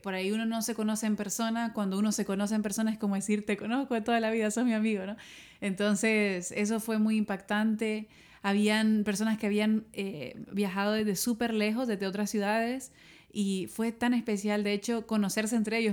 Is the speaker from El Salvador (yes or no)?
yes; El Salvador; moved away; me tocó hacerlo en mi país